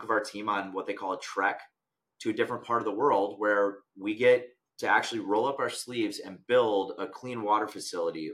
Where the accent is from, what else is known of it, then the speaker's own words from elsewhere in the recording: United States; I was born in America